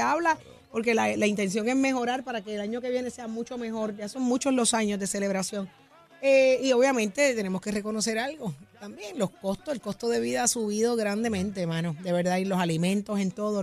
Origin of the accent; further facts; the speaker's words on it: Puerto Rico; como buenos puertorriqueños